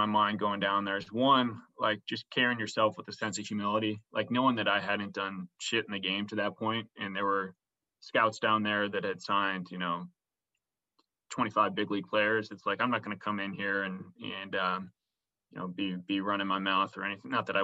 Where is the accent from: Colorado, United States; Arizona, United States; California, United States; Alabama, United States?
California, United States; San Francisco; I was from San Francisco